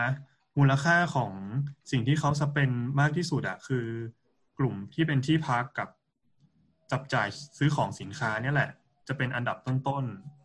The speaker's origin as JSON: {"language": "Thai", "region": "Chiang Mai", "country": "Thailand", "tie": "born or raised there", "said": "เป็นคนเชียงใหม่เนาะเกิดแล้วก็เติบโตที่นี่"}